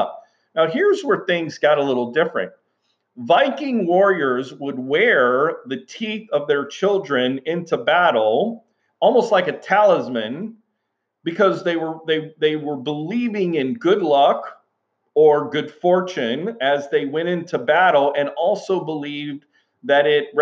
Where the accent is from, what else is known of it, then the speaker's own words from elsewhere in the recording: Houston, Texas, United States; as a young boy growing up in South Texas, in Houston, Texas